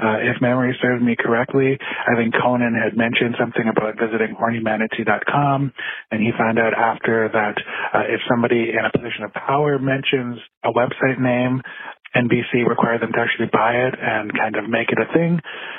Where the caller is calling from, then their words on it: Saskatoon, Saskatchewan, Canada; I am calling from Saskatoon, Saskatchewan, Canada.